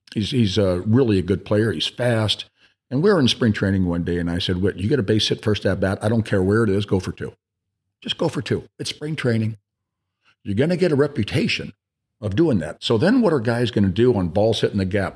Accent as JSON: {"language": "English", "region": "California", "country": "United States", "tie": "born or raised there", "moved": "yes", "said": "we were body surfing in California. something that I grew up doing"}